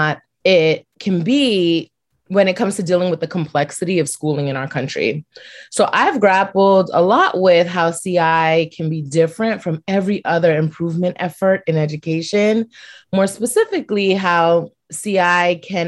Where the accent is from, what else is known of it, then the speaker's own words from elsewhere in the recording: New York City, New York, United States; I was born and raised in Brooklyn, New York, and I'm still here.